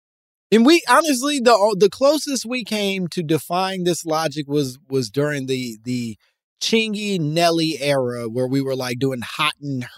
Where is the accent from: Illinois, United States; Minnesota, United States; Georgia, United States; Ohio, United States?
Georgia, United States; Atlanta; I'm from the South, Atlanta, and I heard this a few times growing up